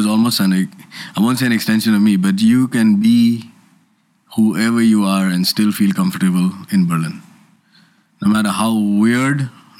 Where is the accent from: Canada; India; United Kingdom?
India; I as an Indian crew can fly to Pakistan on the GD.